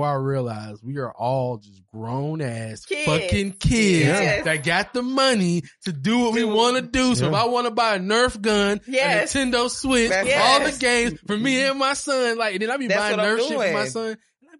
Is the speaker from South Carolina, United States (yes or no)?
yes; Charleston, South Carolina, United States; I'm from Charleston.